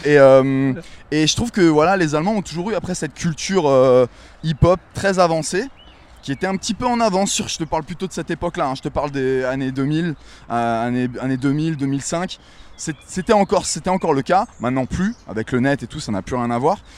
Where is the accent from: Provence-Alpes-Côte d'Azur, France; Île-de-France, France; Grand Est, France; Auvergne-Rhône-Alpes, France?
Grand Est, France; Wissembourg; moved away as an adult; also born or lived in New York; j'ai grandi à Wissembourg, cette petite bourgade de sept mille habitants, euh, au nord de l'Alsace.